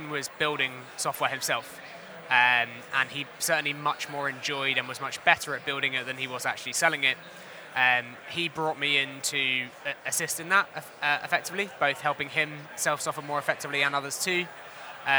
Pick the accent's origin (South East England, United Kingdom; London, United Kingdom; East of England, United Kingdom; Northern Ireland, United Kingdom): East of England, United Kingdom; Hertfordshire; I was born and raised in Hertfordshire